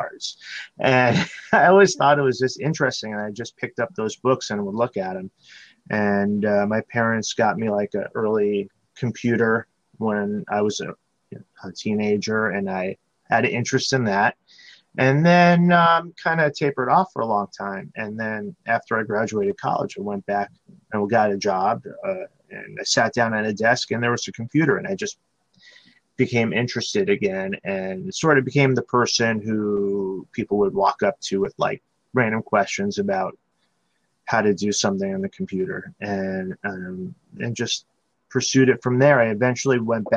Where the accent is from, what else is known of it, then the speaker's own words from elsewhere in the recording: Connecticut, United States; now in Chicago, United States; I grew up in Connecticut and made my way out to Chicago around the year 2000, and I've been living here ever since